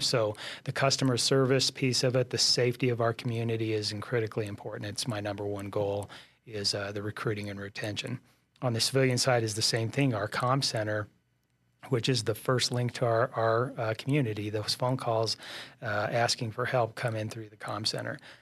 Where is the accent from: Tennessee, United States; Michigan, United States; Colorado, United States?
Colorado, United States; also born or lived in San Luis Valley, Colorado / Castle Rock, Colorado / Pueblo, Colorado; I was born and raised in Colorado